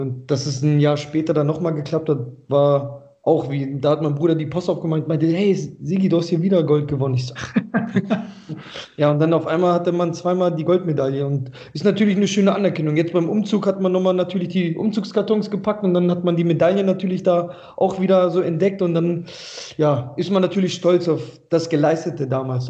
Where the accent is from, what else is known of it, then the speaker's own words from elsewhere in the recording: Braunschweig, Lower Saxony, Germany; also born or lived in Kyrgyzstan / Kassel; now in Vechelde, Germany; ich bin ja Braunschweiger Junge